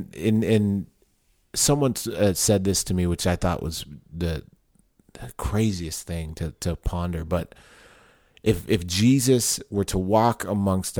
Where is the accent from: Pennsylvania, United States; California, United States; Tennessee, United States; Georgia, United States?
California, United States; Southern; moved away as an adult; also born or lived in Long Beach, California / Riverside, California / Temple, Texas; now in Austin, United States; I grew up in Southern California. Born in Long Beach, California. Moved to Riverside, California